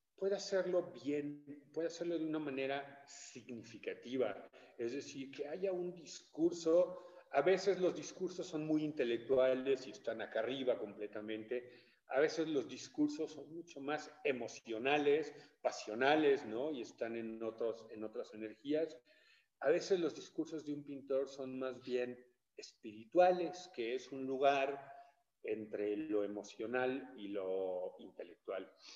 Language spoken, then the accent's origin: Spanish; Mexico City, Mexico; also born or lived in Chiapas; now in San Miguel de Allende, Mexico; nací en la Ciudad de México, pero fui registrado en nuestro estado eh, por gusto de la familia